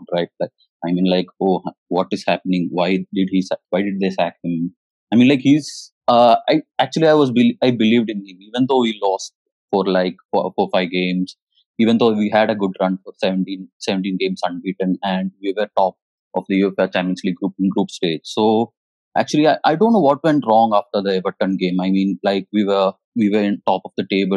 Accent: Kerala, India; now in Hyderabad, India; Actually, I'm from Kerala.

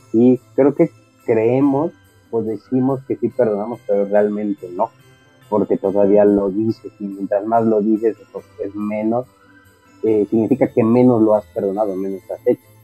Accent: Mexico; como mexicanos somos como familia muéganos

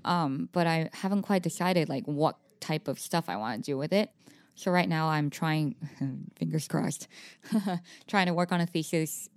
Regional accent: Taiwan; moved away as an adult; I went to an international school back home in Taiwan

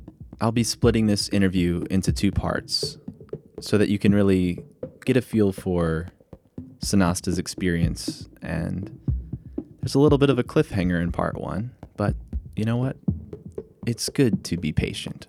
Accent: East Coast, United States; I grew up on the East Coast.

